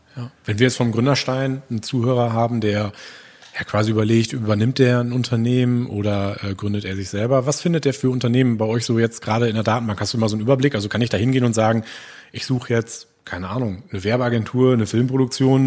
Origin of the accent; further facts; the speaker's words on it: Gronau, North Rhine-Westphalia, Germany; now in Ochtrup, Germany; ich bin auch äh, gebürtiger Gronauer, wohne momentan in Ochtrup